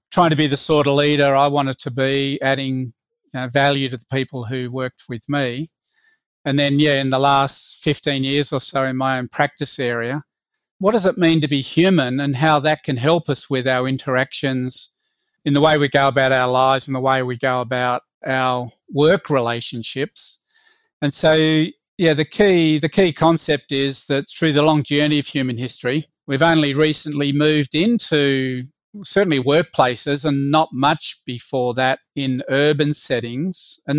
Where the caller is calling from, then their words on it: Sydney, New South Wales, Australia; I'm joining from Sydney on the country, the traditional owners are the Wangal people.